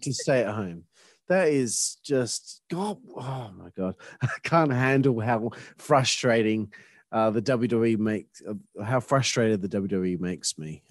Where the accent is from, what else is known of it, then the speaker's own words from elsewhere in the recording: Australia; I'm Australian